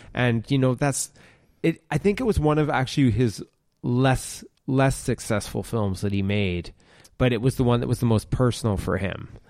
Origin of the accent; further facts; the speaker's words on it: Ontario, Canada; I grew up in Ontario, in Canada